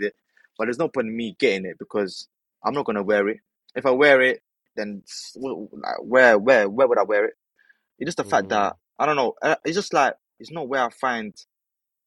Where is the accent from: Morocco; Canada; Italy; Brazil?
Morocco; now in United Kingdom; I'm actually from Morocco. But yeah, I'm Moroccan.